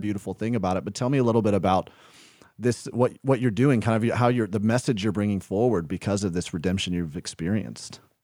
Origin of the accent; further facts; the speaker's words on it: the South, United States; now in Midwest, United States; I grew up in the South